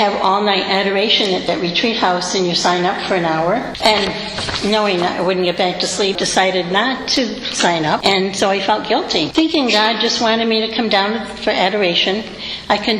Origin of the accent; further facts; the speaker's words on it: Rhode Island, United States; moved away as an adult; now in Rochester, United States; I grew up in Rhode Island, and as a cradle Catholic